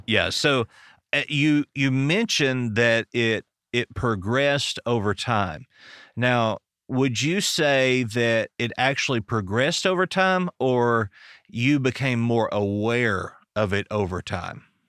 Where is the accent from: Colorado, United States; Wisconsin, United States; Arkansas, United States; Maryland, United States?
Arkansas, United States; I'm from Arkansas